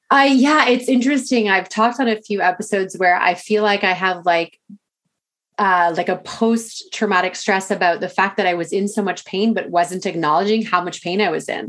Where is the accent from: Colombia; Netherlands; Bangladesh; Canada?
Canada; I'm Canadian